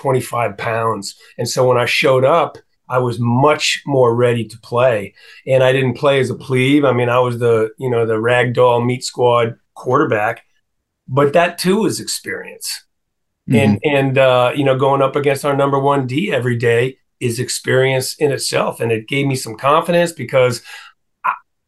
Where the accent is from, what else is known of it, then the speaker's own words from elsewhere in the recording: Pacifica, California, United States; moved away as an adult; now in Vienna, Virginia, United States; Pacifica, California, where I grew up just outside San Francisco